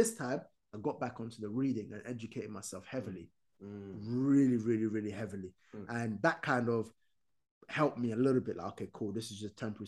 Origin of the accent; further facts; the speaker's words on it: Sudan; English is a second language; also born or lived in United States; now in United Kingdom; I was born in Sudan